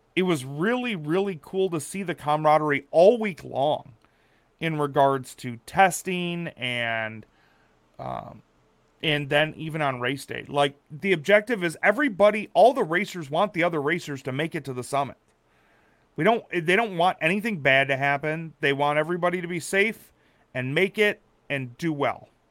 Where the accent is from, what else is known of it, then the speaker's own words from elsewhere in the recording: Wisconsin, United States; I grew up in Wisconsin